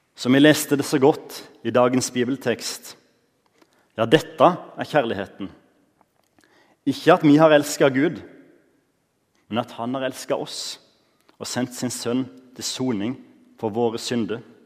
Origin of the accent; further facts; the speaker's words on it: Norway; Når jeg vokste opp på Givland